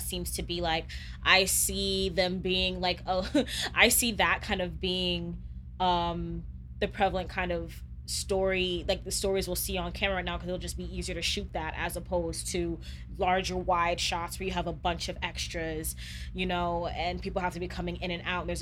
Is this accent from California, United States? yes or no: no; Louisiana, United States; now in Chicago, United States; we come from the Deep South, from Louisiana